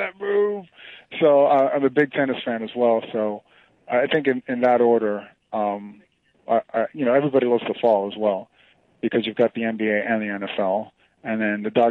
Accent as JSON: {"language": "English", "country": "Venezuela", "tie": "born or raised there", "also_born_or_lived": "Miami, Florida, United States", "moved": "yes", "said": "I'm from Venezuela, and down there our national pastime is baseball. That's our number one passion. So I grew up loving baseball, but then as I got older and moved to the States"}